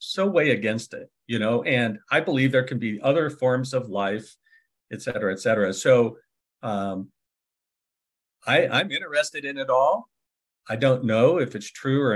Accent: California, United States; also born or lived in San Francisco Bay Area; I'm also from California. I was born in California

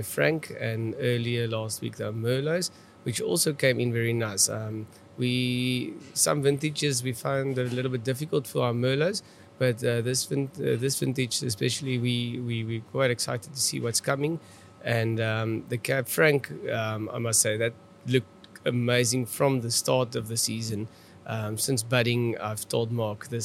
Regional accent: South Africa; accent: Afrikaans; my Afrikaans accent

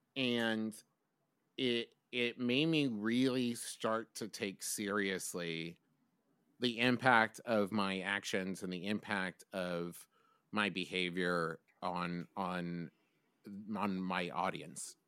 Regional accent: West Virginia, United States; moved away as an adult; also born or lived in Oklahoma; I was from West Virginia

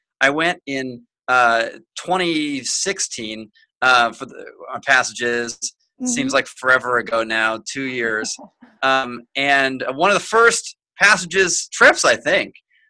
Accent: Omaha, Nebraska, United States; also born or lived in Michigan; I'm from Omaha, Nebraska. Originally, I went to Hillsdale College in Michigan

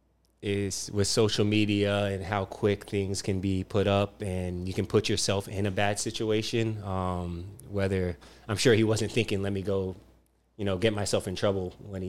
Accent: Virginia, Maryland, United States; now in Philippines; I grew up on the East Coast in Maryland, Virginia, those areas

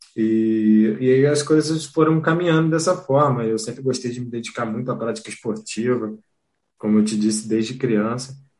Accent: Rio de Janeiro, Brazil; eu sou do Rio de Janeiro, mas eu conheci o Sara em Belo Horizonte

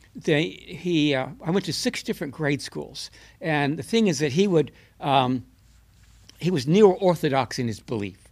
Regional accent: Buffalo, New York, United States; moved away; also born or lived in Mount Vernon, Illinois; I'm a New Yorker

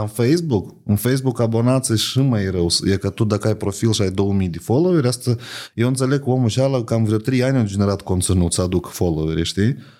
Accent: Moldova; noi ca moldoveni

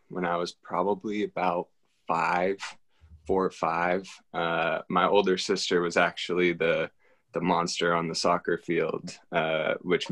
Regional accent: Reno, Nevada, United States; moved away as an adult; now in Corvallis, United States; I am originally from Reno, Nevada. That is where I was born and raised

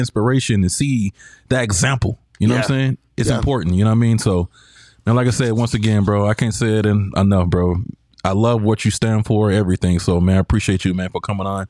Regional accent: San Diego, California, United States; we're from San Diego

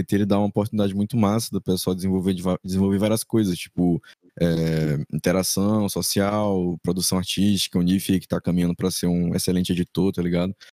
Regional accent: Maranhão, Brazil; eu tenho 21 anos, sou maranhense com orgulho

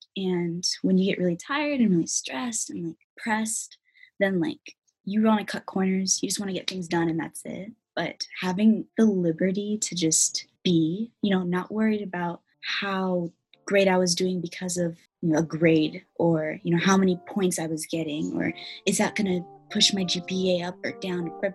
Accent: Federal Way, Washington, United States; also born or lived in South Seattle, Washington; I was born in Federal Way. I would say I grew up in Federal Way

